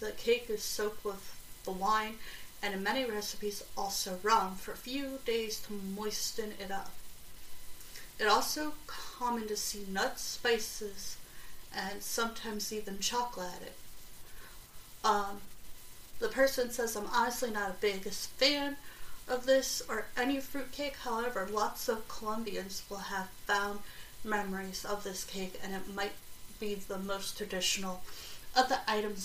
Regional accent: South Carolina, United States; my grandmother's pound cake growing up in South Carolina

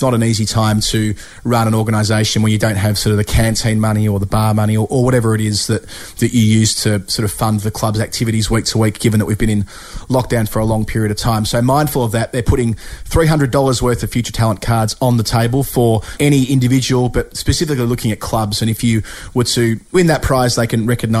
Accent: Australia; when Jeff and I were growing up in Australia

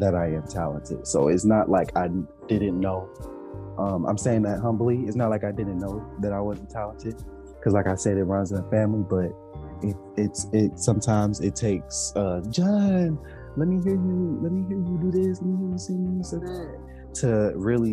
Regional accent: Detroit, Michigan, United States; I was born and raised in Detroit.

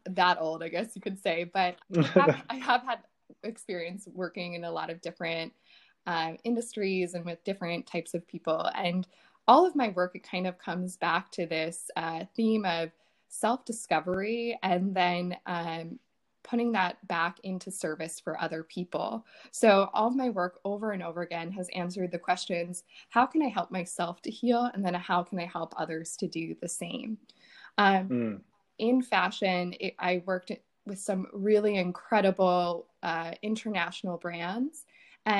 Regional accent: right outside of Philadelphia, Pennsylvania, United States; now in New York, United States; I'm from right outside of Philadelphia.

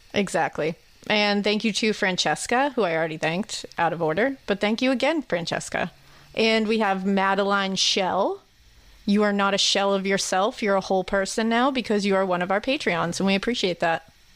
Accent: Massachusetts, United States; I'm from Massachusetts

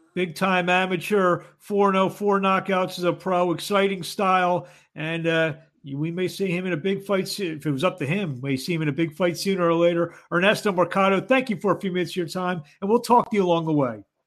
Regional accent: Philadelphia, Pennsylvania, United States; I'm from Philly

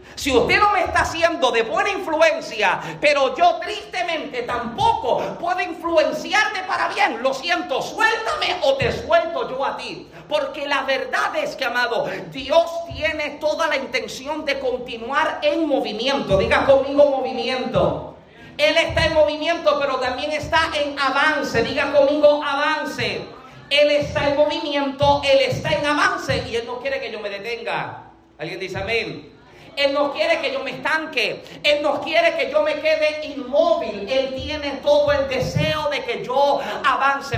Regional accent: Puerto Rico; yo soy boricua, yo hablo como si corro

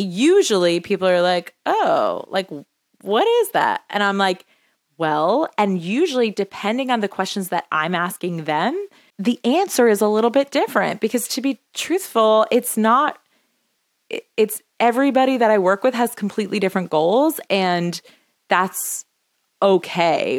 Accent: New York, United States; I'm a New Yorker. I say, like, you guys

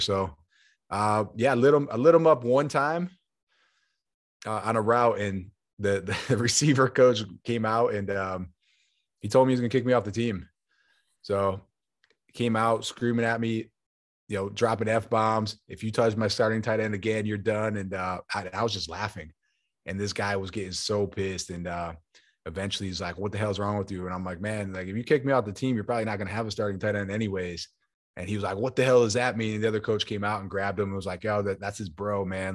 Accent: Buffalo, New York, United States; moved away as an adult; also born or lived in Arizona

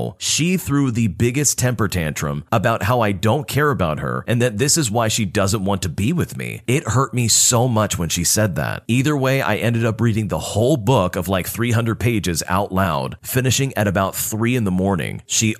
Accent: Puerto Rico; exploring my home country of Puerto Rico

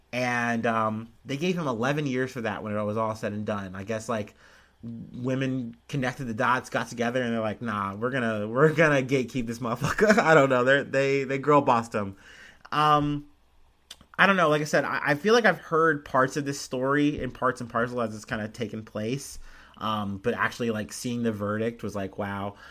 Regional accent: United States; I'm an American

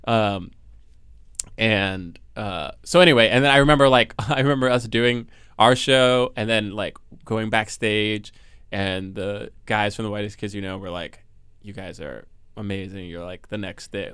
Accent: New Jersey, United States; I was born here and then also grew up in Jersey

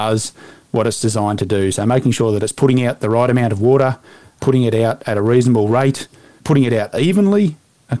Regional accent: north of Balranald, southwest New South Wales, Australia; now in Victoria, Australia; I grew up in southwest New South Wales, north of Balranald, on a sheep station.

